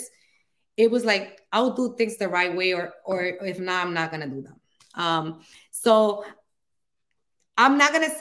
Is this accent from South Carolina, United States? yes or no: no; New York City, New York, United States; accent: Dominican; also born or lived in Dominican Republic; I grew up here in the Bronx, New York. I came here when I was actually 3 years old. It was when my mom brought us here. And then she went back to the Dominican Republic when I was 7, and then came back when I was 9, and we never left again.